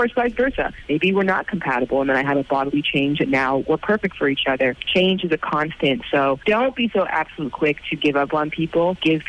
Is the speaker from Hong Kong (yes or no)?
no; Ireland; in Ireland, because that would be obviously very important to me that's there, given that it's somewhat my hometown.